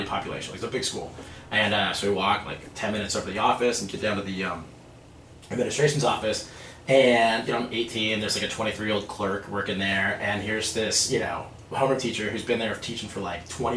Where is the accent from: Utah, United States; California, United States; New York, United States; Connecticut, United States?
California, United States; Los Angeles; born and raised in Los Angeles, California. You know, land of movie stars, and I'm from the Valley